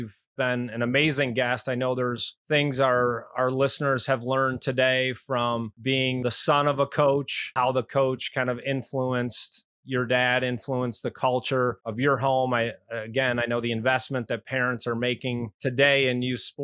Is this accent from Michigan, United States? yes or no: yes; Detroit, Michigan, United States; moved away; my hometown of Detroit